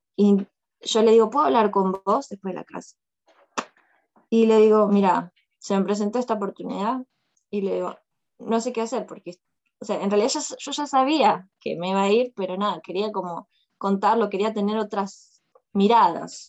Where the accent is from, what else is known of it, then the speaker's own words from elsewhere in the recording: Longchamps, Buenos Aires Province, Argentina; moved away as an adult; also born or lived in China; now in Moscow, Russia; soy de, de Longchamps, de zona sur, Buenos Aires, zona sur. Longchamps, de rayo de sol. Ese es mi barrio